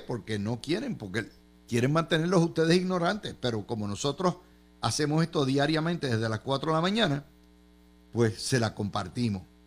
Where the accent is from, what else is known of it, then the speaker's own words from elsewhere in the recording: Puerto Rico; now in Florida, United States; los puertorriqueños, cuando vamos a solicitar, no tenemos la cultura completa anglosajona